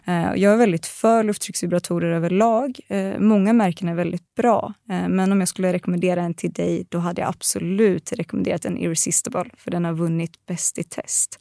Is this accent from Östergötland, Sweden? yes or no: yes; Östergötland, Sweden; accent: östgötska; Jag får alltid höra att min östgötska är så helt otrolig